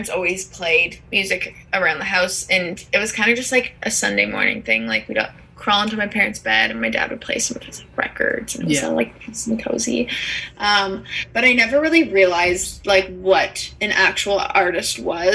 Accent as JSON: {"language": "English", "town": "Toronto", "region": "Ontario", "country": "Canada", "tie": "born or raised there", "said": "Growing up in Toronto"}